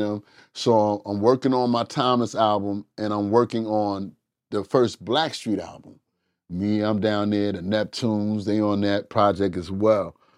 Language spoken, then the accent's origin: English; Englewood, New Jersey, United States; we're from Inglewood, New Jersey